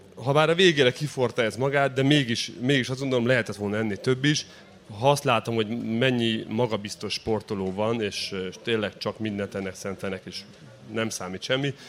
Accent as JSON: {"language": "Hungarian", "town": "Odorheiu Secuiesc", "region": "Harghita County", "country": "Romania", "tie": "born or raised there", "also_born_or_lived": "Szeged, Hungary", "moved": "as an adult"}